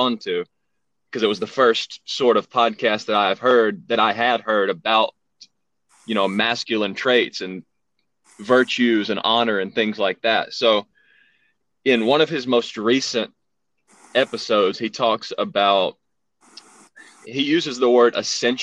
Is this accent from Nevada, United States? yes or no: no; Alabama, United States; accent: southern; I've been living in Alabama all my life